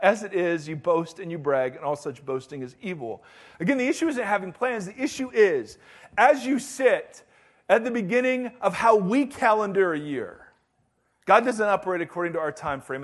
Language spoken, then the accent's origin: English; United States; I'm American and I'm a Christian